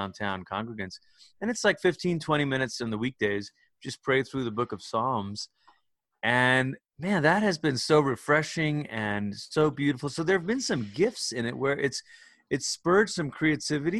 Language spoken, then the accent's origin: English; Malaysia; moved away as an adult; also born or lived in Portland, Oregon, United States / Oklahoma, United States; now in United States; I'm originally from Malaysia